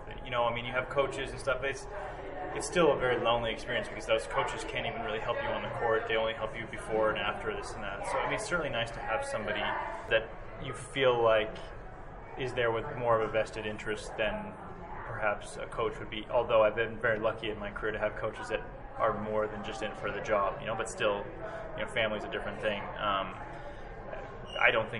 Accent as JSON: {"language": "English", "town": "Indianapolis", "region": "Indiana", "country": "United States", "tie": "born or raised there", "said": "where I grew up in Indianapolis"}